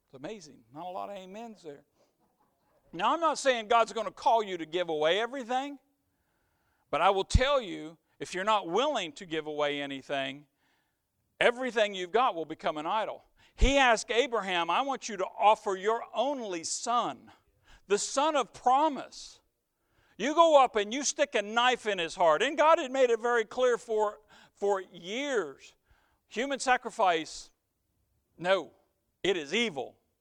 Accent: near the Ohio River, on the Blue River, Indiana, United States; I grew up near the Ohio, but we also had a little wild river, even our little river, the Blue River

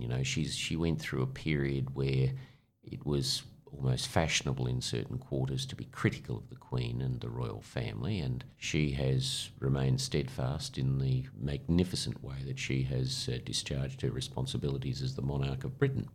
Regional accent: Australia; we're Australians.

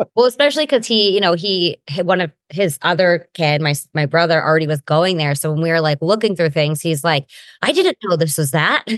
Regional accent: Granite Bay, California, United States; now in Southern California, United States; I grew up in Granite Bay, California. It's like a suburb

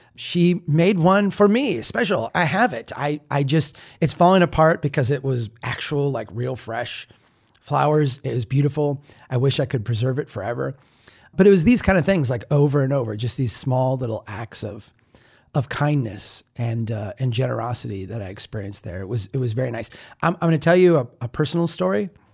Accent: Minnesota, United States; as a Minnesotan

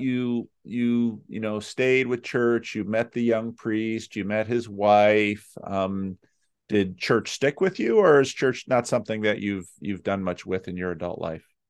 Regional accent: United States; growing up in the United States during the Cold War

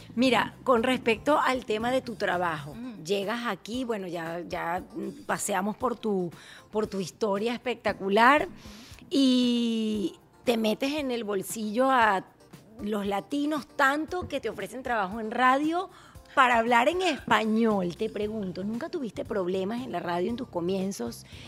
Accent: Venezuela; now in United States

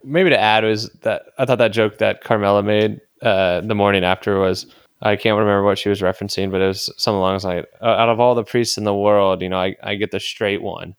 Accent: San Diego, California, United States; growing up in San Diego

